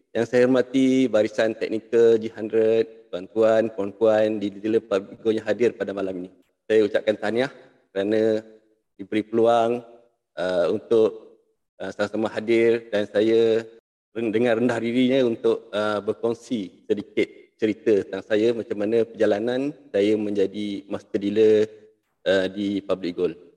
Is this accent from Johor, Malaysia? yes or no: yes; Muar, Johor, Malaysia; Saya berasal daripada Muar.